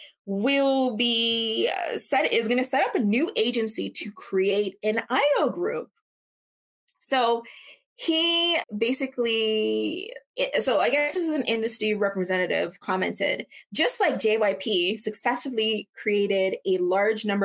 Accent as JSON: {"language": "English", "country": "Canada", "said": "I'm from Canada."}